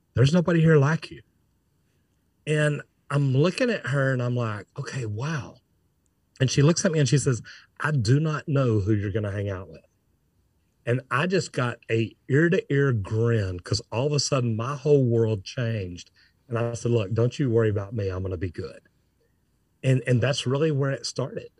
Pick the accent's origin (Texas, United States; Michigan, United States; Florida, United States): Texas, United States; Dallas; I'm from Dallas